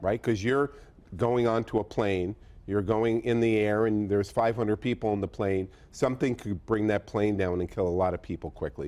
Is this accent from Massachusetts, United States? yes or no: yes; Boston, Massachusetts, United States; I'm from Boston